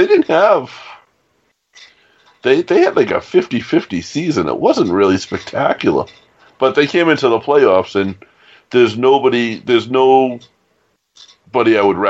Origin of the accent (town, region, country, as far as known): Massachusetts, United States; born or raised there; also born or lived in Quincy, Massachusetts